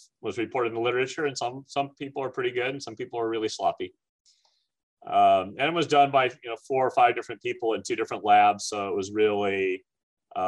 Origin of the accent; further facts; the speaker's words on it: San Francisco, California, United States; now in St. Louis, United States; the San Francisco Giants, which was my hometown team growing up